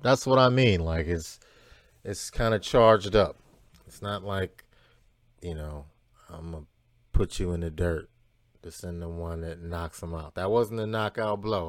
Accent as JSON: {"language": "English", "town": "Cleveland", "region": "Ohio", "country": "United States", "said": "I'm from Cleveland"}